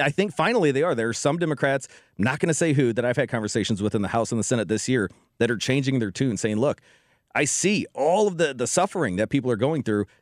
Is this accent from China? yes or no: no; Ferguson, Missouri, United States; I grew up in Ferguson, Missouri